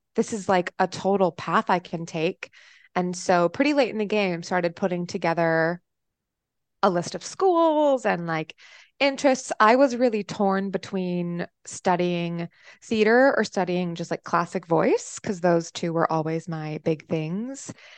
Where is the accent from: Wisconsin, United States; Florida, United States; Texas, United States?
Texas, United States; Austin; also born or lived in upstate New York; now in Chicago, United States; I am from Austin, Texas, via upstate New York. Um, so, and I'm currently in Chicago